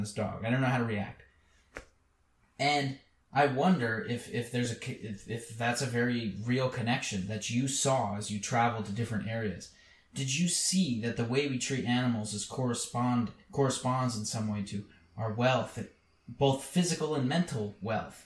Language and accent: English; central Pennsylvania, United States; In a very poor part of Pennsylvania